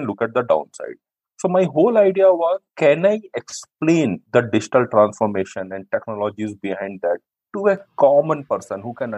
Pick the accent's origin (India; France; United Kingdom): India; North India; I am from North India